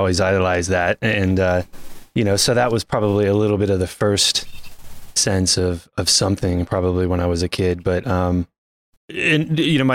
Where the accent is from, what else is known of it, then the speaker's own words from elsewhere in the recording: Masontown, Pennsylvania, United States; now in California, United States; I grew up in Pennsylvania